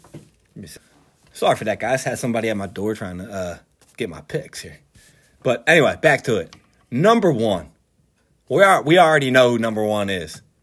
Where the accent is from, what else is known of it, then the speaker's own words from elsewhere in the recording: Philadelphia, Pennsylvania, United States; I'm from Philadelphia